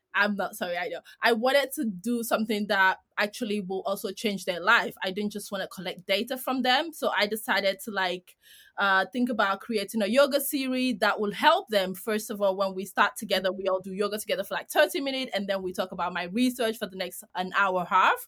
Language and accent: English; Greece; I'm from Greece.